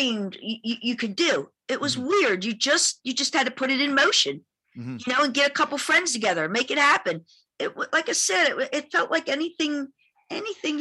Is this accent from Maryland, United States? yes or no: yes; Baltimore, Maryland, United States; moved away as an adult; also born or lived in Los Angeles; I'm from Baltimore